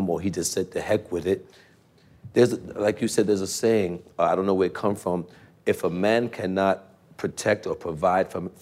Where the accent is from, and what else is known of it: New York City, New York, United States; born or raised there